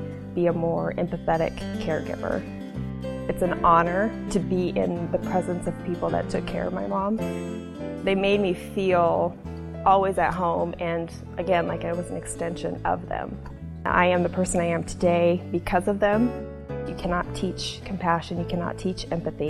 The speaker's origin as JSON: {"language": "English", "town": "Hastings", "region": "Nebraska", "country": "United States", "tie": "born or raised there", "said": "I was born and raised here in Hastings, Nebraska."}